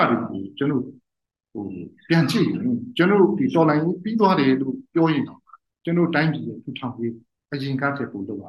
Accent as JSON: {"language": "Burmese", "region": "Chin State", "country": "Myanmar", "said": "ကျွန်တော်ချင်းလူမျိုးတွေရဲ့ collective trauma"}